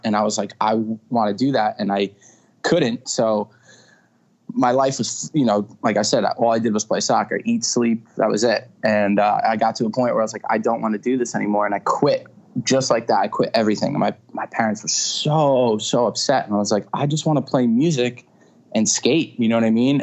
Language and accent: English; Stony Brook, New York, United States; I was born in Stony Brook. It's uh, in Suffolk County on Long Island, and uh, you know, I'm born and raised Long Island.